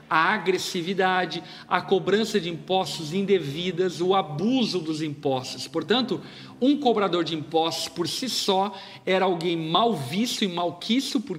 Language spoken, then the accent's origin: Portuguese; Brazil; nós, por exemplo, como brasileiros